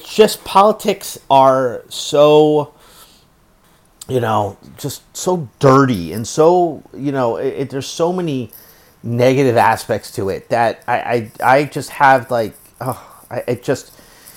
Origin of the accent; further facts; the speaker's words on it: United States; as an American